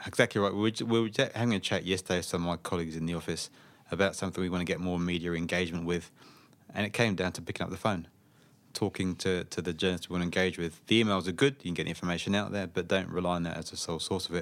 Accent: Slough, South East England, United Kingdom; moved away as an adult; now in Australia; I grew up in a town in Slough, in southeast England.

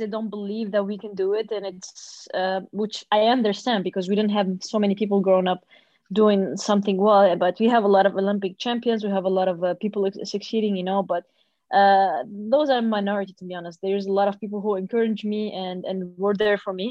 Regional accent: Sousse, Sousse Governorate, Tunisia; also born or lived in Tunis, Tunisia; I'm from Sousse, which is 140 kilometers far from Tunis, the capital

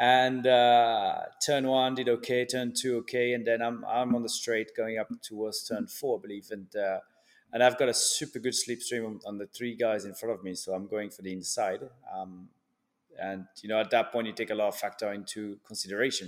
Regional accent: Switzerland; also born or lived in France; now in Miami, United States; I was born in Switzerland from a Swiss dad and a, a French mum

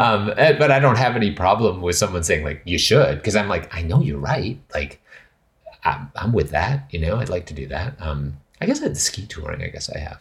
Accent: Western Canada, Canada; moved away; I'm originally from Canada, and it's so, my understanding of, like, pu-, like, land is, is very different, like, growing up in Canada, like, in Western Canada

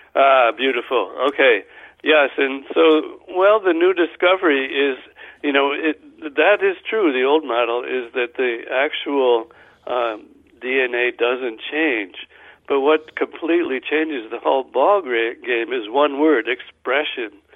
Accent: Guilderland, New York, United States; I'm from Guilderland.

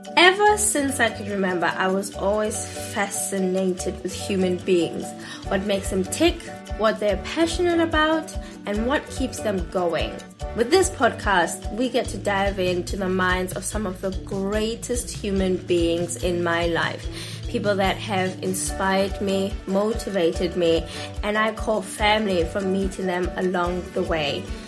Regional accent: South Africa; I come from South Africa

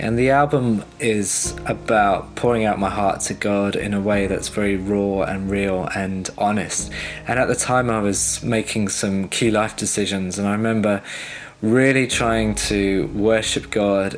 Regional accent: Cambridge, East of England, United Kingdom; I'm from Cambridge

